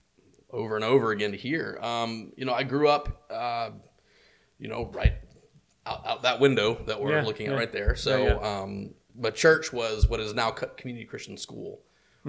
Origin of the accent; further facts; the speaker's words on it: Tallahassee, Florida, United States; also born or lived in Miami; I'm from Tallahassee. Well, I grew up here. I'm originally from Miami